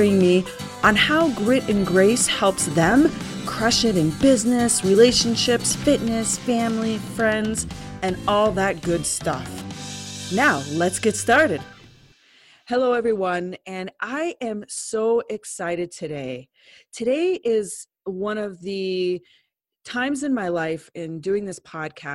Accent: Lyons, United States; I'm from Lyons

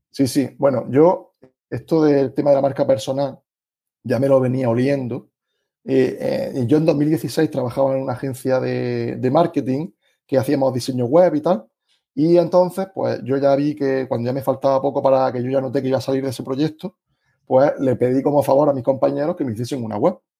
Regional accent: Granada, Andalusia, Spain; accent: Andalusian; tengo un acento un poco especial por ser de, Andalucía y Granada en concreto

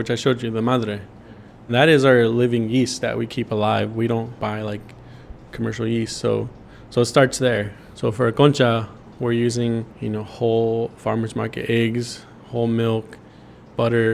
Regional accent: Bakersfield, California, United States; also born or lived in Los Angeles; growing up here as an American raised by Mexican immigrants, born in Bakersfield

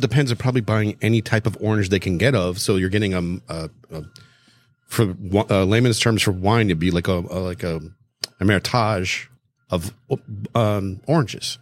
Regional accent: South Florida, United States; I grew up in South Florida

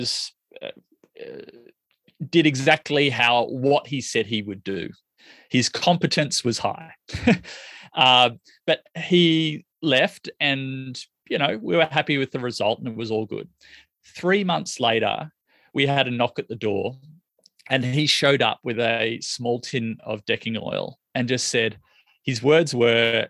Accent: Australia; I'm from Australia

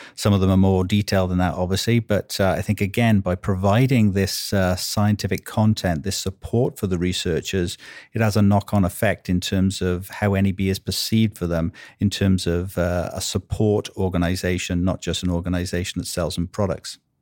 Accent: Wales, United Kingdom; accent: Welsh; now in United States; I'm Welsh, as you can probably, uh, may be able to tell from my accent

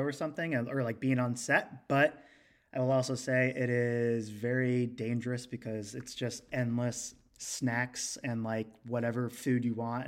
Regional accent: Cincinnati, Ohio, United States; I'm from Cincinnati

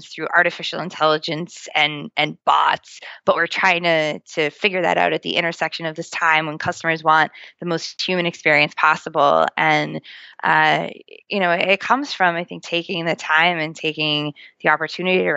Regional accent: Boston, Massachusetts, United States; accent: Boston; my Boston accent

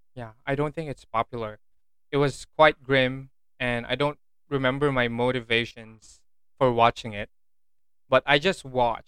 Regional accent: Philippines; I'm Filipino, I don't eat balot

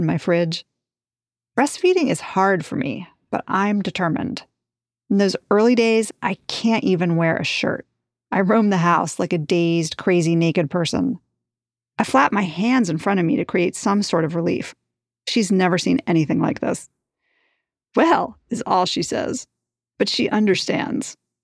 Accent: New York, United States; I grew up in New York

